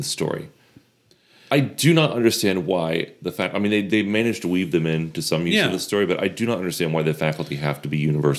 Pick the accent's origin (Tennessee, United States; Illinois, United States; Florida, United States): Florida, United States; I grew up in Florida